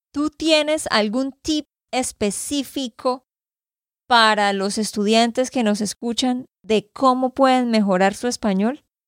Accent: Santander, Colombia; de Santander, Colombia

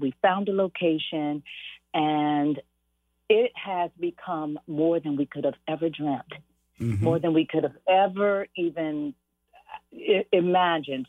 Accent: Los Angeles, California, United States; I was born and raised in South Central mm-hmm.

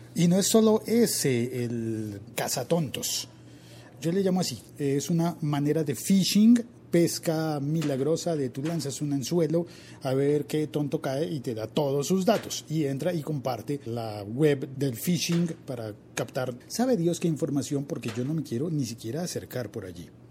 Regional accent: Colombia

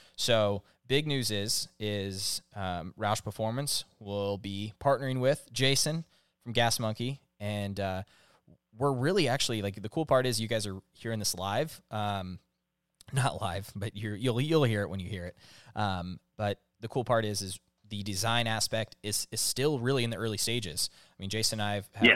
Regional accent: Northern California, United States; i grew up in Northern California

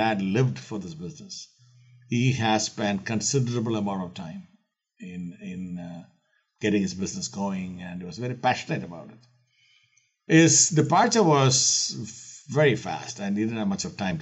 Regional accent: Kerala, India; I'm born and raised in India, in the southern coast of India, in the state of Kerala

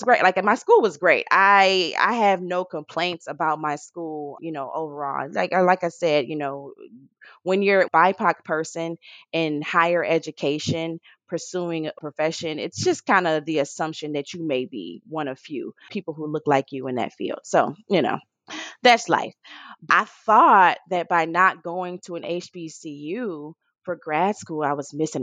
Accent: Detroit, Michigan, United States; I'm from Detroit

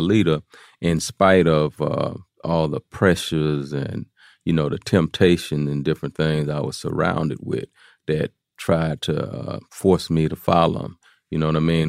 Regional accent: Houston, Texas, United States; I'm from uh, Fifth Ward is a is a place in Houston, Texas

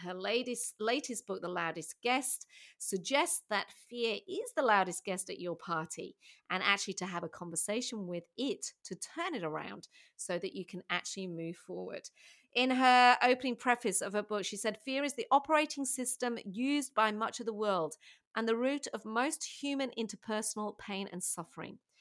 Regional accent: England, United Kingdom; now in Australia; being English myself

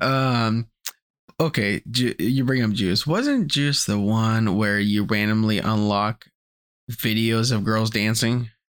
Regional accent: United States; we're American

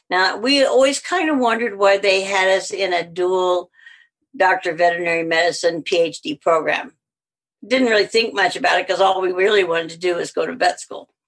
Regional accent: Alabama, United States; accent: southern; now in Canada; Because I had a really southern accent. {S0} Right. {S1} And I said, Alabama.

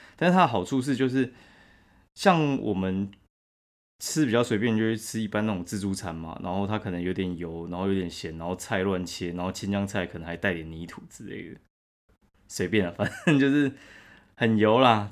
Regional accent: Taiwan; 我们台湾人超喜欢吃补的

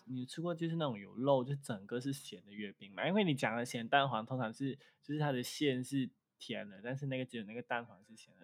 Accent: Malaysia; 虽然我们的祖先就是从，就是，呃，中国就是来到马来西亚

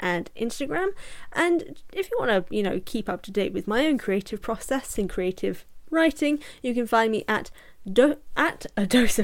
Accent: United Kingdom; I'm British

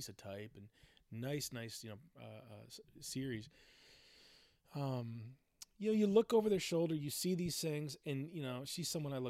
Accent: Michigan, United States; now in Portland, United States; growing up in Michigan.

